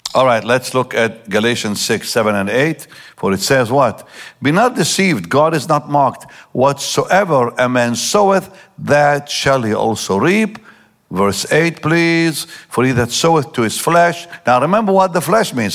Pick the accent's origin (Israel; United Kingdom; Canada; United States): Israel; I grew up in Israel